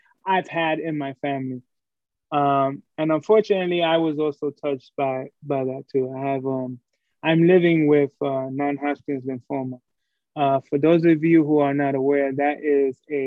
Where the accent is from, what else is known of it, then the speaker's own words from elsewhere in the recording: New York City, New York, United States; I'm a dude from Brooklyn, New York.